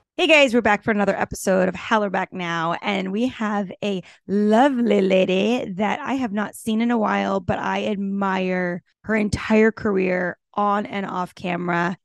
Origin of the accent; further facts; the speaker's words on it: Texas, United States; i grew up in texas as the tomboy playing sports